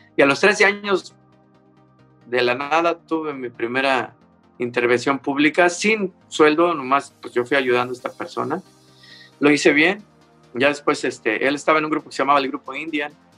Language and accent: Spanish; Mexico City, Mexico; yo nací un 16 de diciembre de 1958 en la Ciudad de México. Ah, entonces, México Distrito Federal.